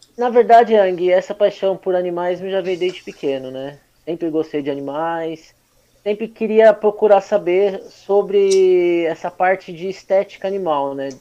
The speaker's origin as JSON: {"language": "Portuguese", "town": "Suzano", "region": "São Paulo", "country": "Brazil", "tie": "born or raised there", "said": "Nasci aqui em Suzano há 37 anos"}